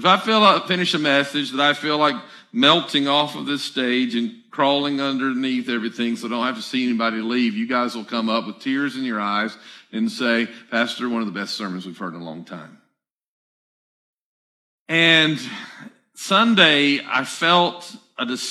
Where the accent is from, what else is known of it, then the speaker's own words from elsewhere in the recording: the South, United States; I'm from the South